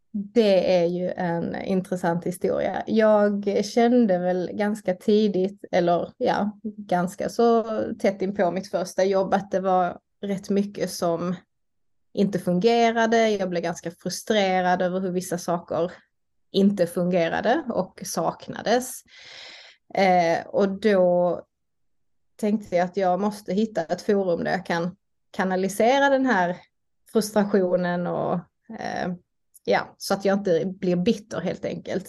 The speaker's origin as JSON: {"language": "Swedish", "town": "Malmö", "region": "Skåne", "country": "Sweden", "tie": "born or raised there", "said": "bor jag i Malmö där jag är uppvuxen"}